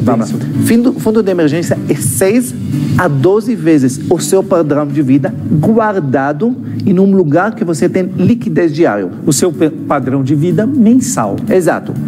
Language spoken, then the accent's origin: Portuguese; Israel; Portuguese is a second language; moved away as an adult; now in Brazil; eu sou israelense, esse sotaque não é da Bahia